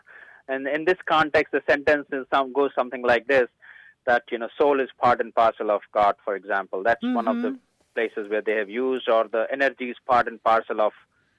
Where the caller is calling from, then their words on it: Dallas, Texas, United States; I am calling from Dallas, Texas.